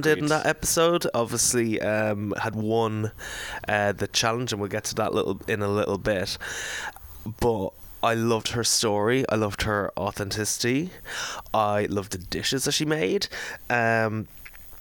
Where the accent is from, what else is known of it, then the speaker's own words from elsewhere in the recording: Ireland; as Irish boys